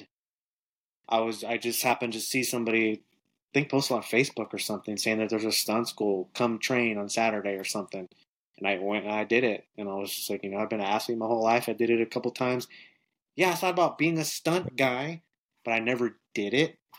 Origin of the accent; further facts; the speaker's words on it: Northern California, United States; moved away as an adult; also born or lived in Los Angeles; now in Atlanta, United States; So, I'm originally from Northern California. I'm originally from the 209